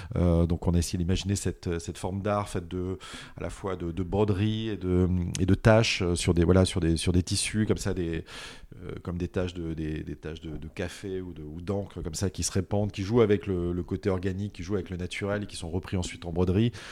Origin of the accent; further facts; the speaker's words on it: Montpellier, Occitania, France; je suis Montpellierin, donc je viens du sud de la France